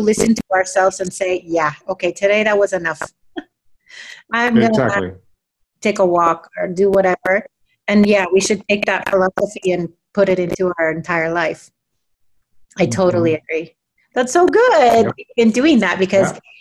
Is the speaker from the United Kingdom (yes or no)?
no; United States; now in Mexico; I'm American